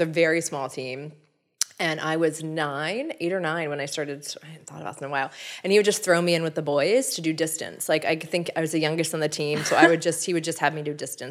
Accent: Whiteford, Maryland, United States; we grew up in Whiteford

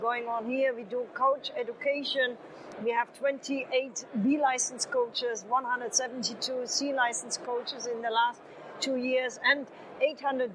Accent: Germany; moved away as an adult; now in Saudi Arabia; I'm from Germany

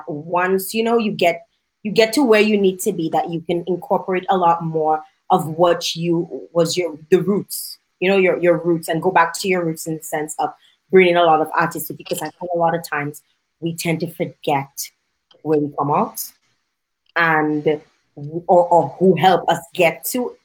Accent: Dominica; moved away; also born or lived in Canada; I'm Dominican

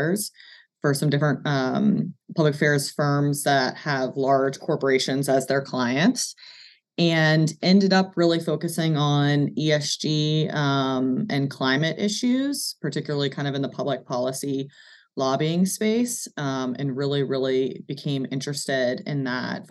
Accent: Charlottesville, Virginia, United States; moved away as an adult; also born or lived in New York City / Washington, D.C.; I grew up in Charlottesville, a townie, as they like to say

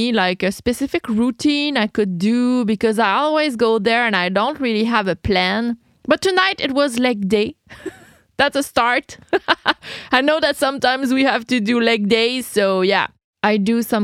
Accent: Quebec, Canada; I'm Quebecoise. I'm French Canadian.

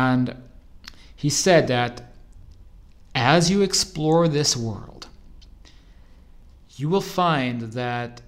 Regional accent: Arizona, United States; moved away; the same house I grew up in back in Arizona

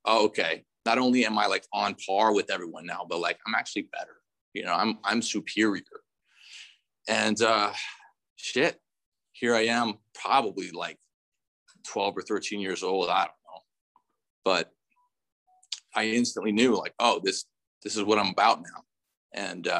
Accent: North Orange County, California, United States; I grew up in North Orange County

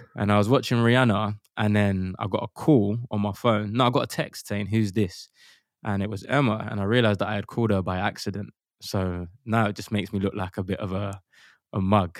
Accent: London, United Kingdom; We grew up in Custom House in East London

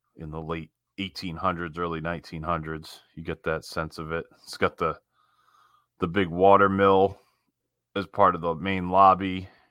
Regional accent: Northeast, United States; we grew up in the Northeast

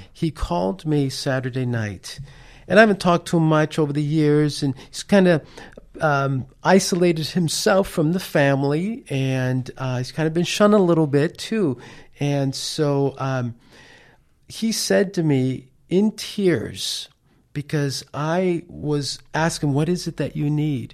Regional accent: New York City, New York, United States; moved away; him and I grew up in Manhattan, New York. That's where I'm from, that's where I was born.

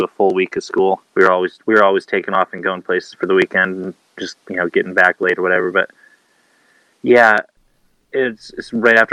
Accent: Washington, United States; also born or lived in Dunoon, Scotland / Hawaii; we lived there till I was four, then moved to Washington. So for the most part, been in Washington my whole life

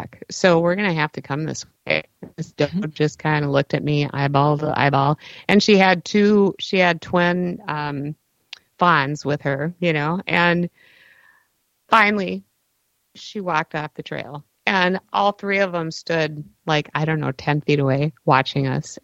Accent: Minneapolis, Minnesota, United States; also born or lived in New Brighton / Columbia Heights; I grew up in Northeast Minneapolis

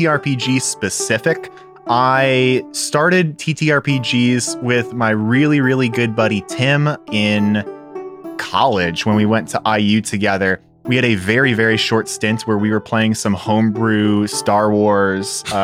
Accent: Chicago, Illinois, United States; moved away as an adult; also born or lived in Indiana; now in Columbus, United States; I am originally from Chicago, went to school in Indiana, and like a lot of the folks on this show and just in our general friend group, found my way to Columbus, Ohio through work

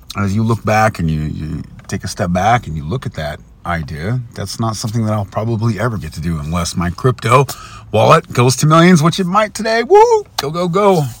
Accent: United States; I'm an American

